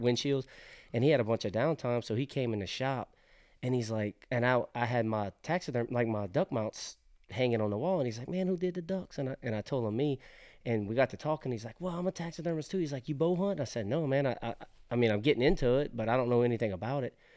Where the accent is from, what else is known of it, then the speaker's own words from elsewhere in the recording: South Louisiana, United States; now in Lincoln County, Mississippi, United States; I'm originally from South Louisiana, as people will definitely hear